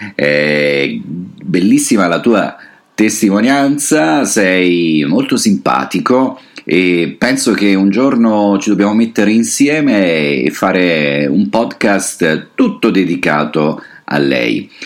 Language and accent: Italian; Southern Italy, Italy; moved away; tutta l'Italia specialmente quella del sud, da dove vengo io